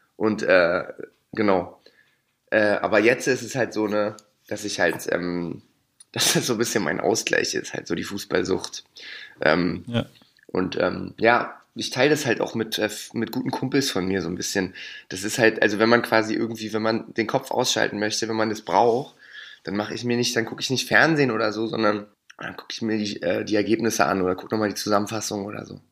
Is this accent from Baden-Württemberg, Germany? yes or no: no; Berlin, Germany; da, wo ich groß geworden bin, ne, da war Union sowieso immer die stärkste Macht Ne, wir sind ja, also Rot-Weiß-Hellersdorf